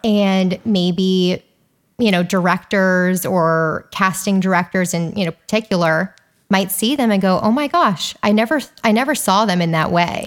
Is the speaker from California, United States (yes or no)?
yes; Calabasas, California, United States; I grew up in Calabasas